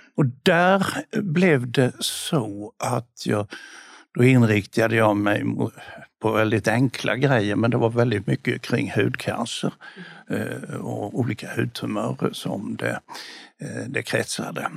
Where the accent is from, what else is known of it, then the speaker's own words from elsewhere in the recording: Bodafors, Jönköping County, Sweden; moved away; also born or lived in Lund / Malmö; när jag växte upp i Bodafors